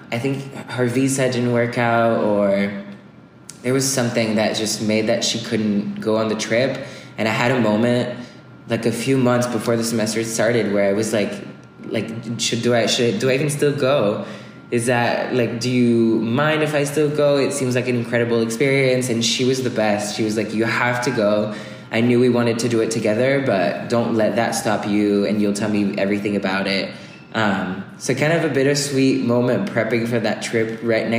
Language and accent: English; France; English is a second language; moved away as an adult; also born or lived in Bay Area, California; I'm from France